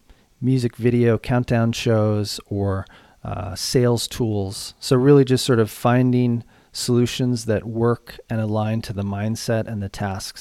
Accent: Boulder, Colorado, United States; Sure thing. I grew up in Boulder, Colorado.

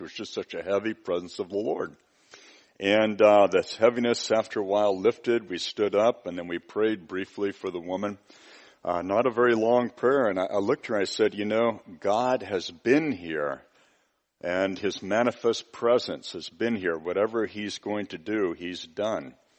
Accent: United States; I'm from the United States

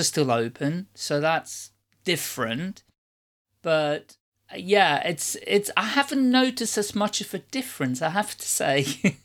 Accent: Netherlands; moved away; also born or lived in United Kingdom / Ireland; originally I'm from the Netherlands

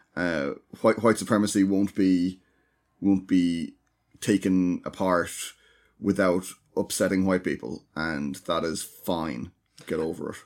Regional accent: Ireland; as Irish people

